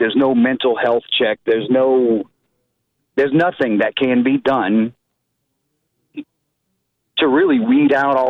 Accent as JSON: {"language": "English", "town": "New Orleans", "region": "Louisiana", "country": "United States", "tie": "born or raised there", "moved": "yes", "lives_now": "Lafayette, United States", "said": "I was raised in New Orleans and I thought Lafayette was a whole nother dimension when I moved out here."}